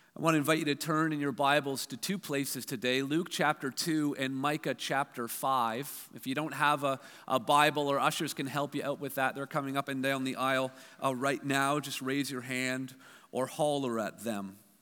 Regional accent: Hamilton, Ontario, Canada; my hometown of, of Hamilton

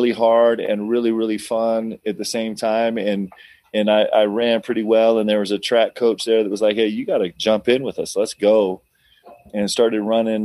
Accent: Westchester County, New York, United States; also born or lived in Nebraska; we moved to New York, lived in Westchester County

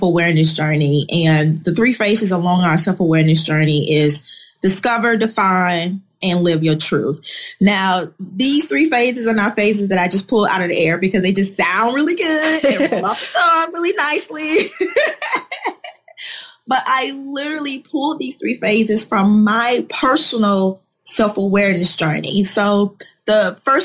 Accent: Chicago, Illinois, United States; moved away as an adult; also born or lived in Atlanta, Georgia; I'm originally born and raised in Chicago

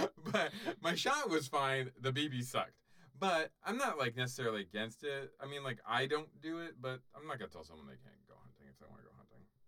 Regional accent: South Florida, United States; I grew up in South Florida

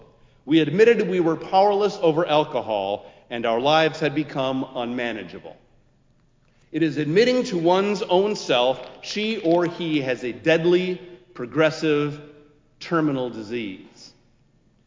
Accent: Minneapolis, Minnesota, United States; also born or lived in Columbia Heights; now in Chicago, United States; my birthplace, my hometown, a city where we might retire

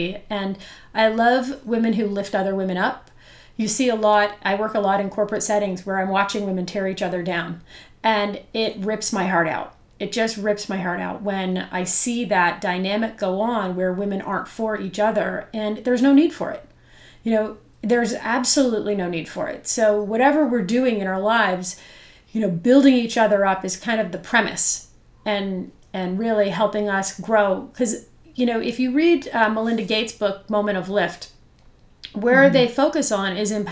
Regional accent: Kingston, Ontario, Canada; I am from Kingston

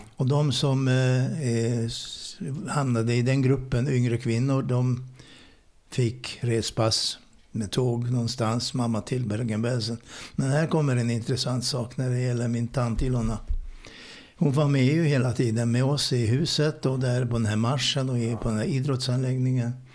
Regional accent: Budapest, Hungary; Swedish is a second language; moved away as an adult; now in Sweden; född ungrare. Bodde i mitt hemland i Budapest i 19 års tid

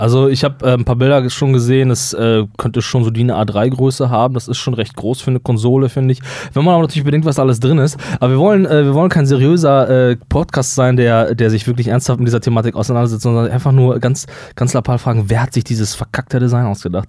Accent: Germany

